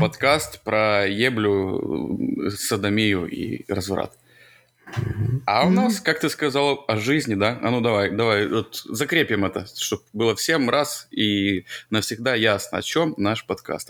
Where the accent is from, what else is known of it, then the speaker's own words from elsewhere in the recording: Ukraine; Я как украинец